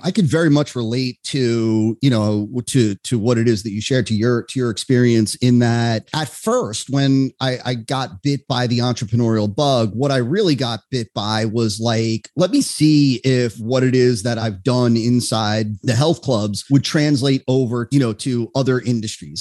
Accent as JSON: {"language": "English", "region": "New Jersey", "country": "United States", "tie": "born or raised there", "moved": "yes", "lives_now": "West Palm Beach, United States", "said": "I grew up in New Jersey. Uh, I'm now in South Florida"}